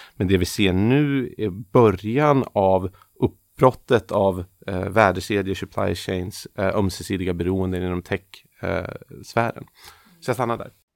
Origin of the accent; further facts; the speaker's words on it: Sweden; som svenskar